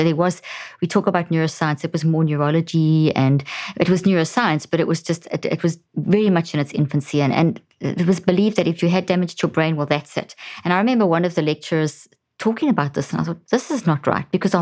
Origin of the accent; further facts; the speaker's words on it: South Africa; moved away as an adult; also born or lived in Zimbabwe; now in United States; I was born in Zimbabwe and grew up in South Africa, and we've been in the States now for the last 13 years